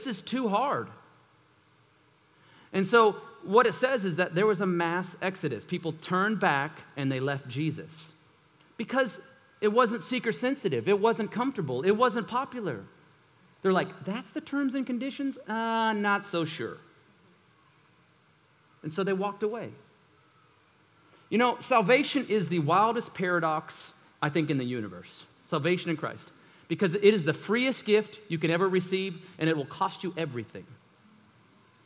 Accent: United States

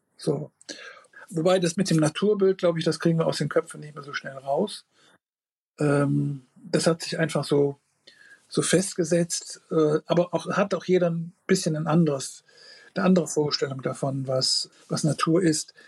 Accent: Rhineland, Germany; bei uns im Rheinland

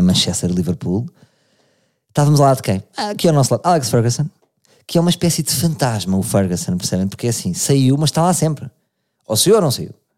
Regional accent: Portugal; como somos tugas

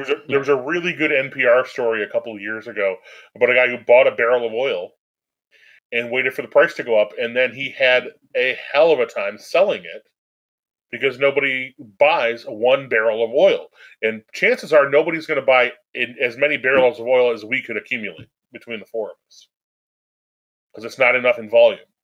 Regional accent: United States

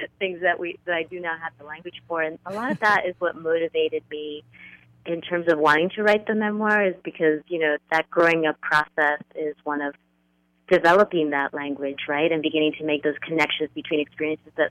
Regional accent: northern New Jersey, United States; we grew up in a small working-class community just outside of New York City, so that little corner of northern New Jersey

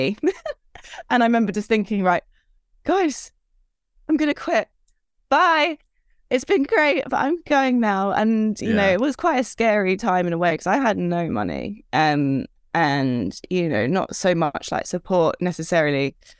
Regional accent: Redhill, South East England, United Kingdom; from Red Hill

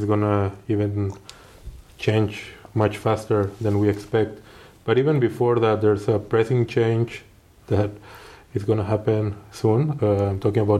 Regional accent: Mexico; I'm from Mexico

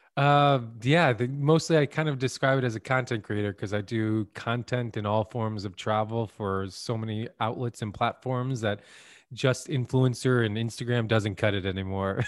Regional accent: Santa Monica, California, United States; I really stayed in my hometown and, of Santa Monica

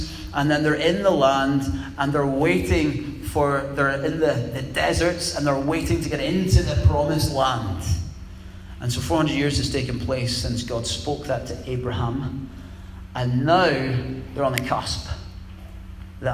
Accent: Scotland, United Kingdom; calling us British, but we're also Scottish

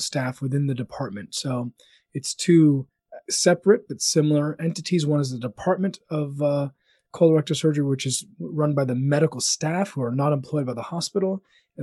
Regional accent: Tallahassee, Florida, United States; also born or lived in Birmingham, Alabama / Orlando, Florida; I was born and raised in Tallahassee, Florida, which is the capital of Florida here in the United States.

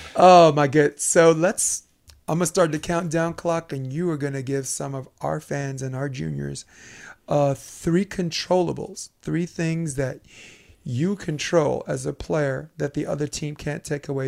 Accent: New York City, New York, United States; I'm from Brooklyn

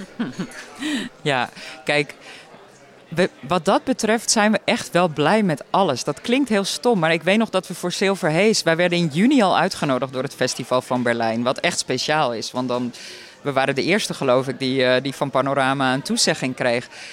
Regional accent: Hippolytushoef, North Holland, Netherlands; het eiland Wieringen, of het voormalige eiland Wieringen moet ik zeggen, waar ik vandaan kom

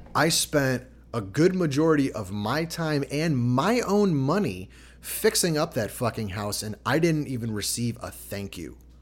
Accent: Chicago, Illinois, United States; growing up in Chicago

